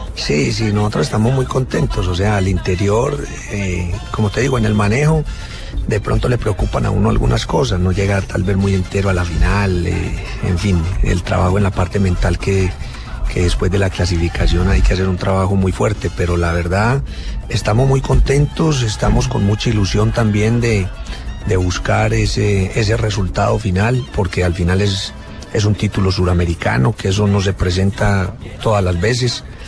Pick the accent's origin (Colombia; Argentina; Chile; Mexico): Colombia; como decimos en Colombia